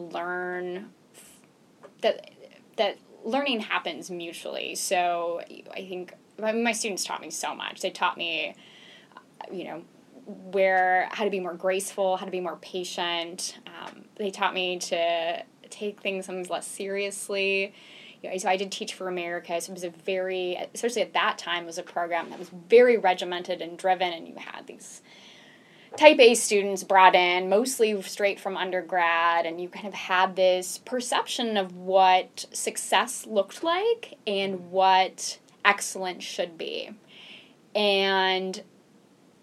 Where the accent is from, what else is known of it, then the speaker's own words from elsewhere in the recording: Phoenix, Arizona, United States; moved away; also born or lived in Henderson, North Carolina; I grew up in Phoenix, mm-hmm. Arizona